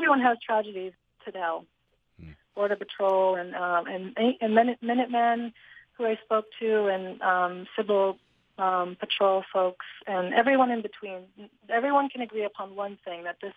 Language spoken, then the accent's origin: English; Northeast, United States; I'm from the Northeast